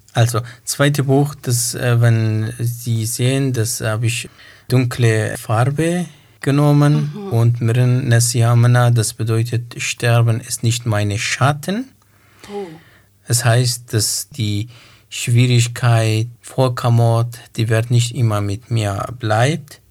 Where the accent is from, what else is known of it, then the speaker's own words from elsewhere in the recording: Iraq; German is a second language; moved away as an adult; also born or lived in Dohuk, Iraq; now in Göppingen, Germany; Ich bin 88 im Irak geboren. Dort habe ich Schule besucht und Abitur abgeschlossen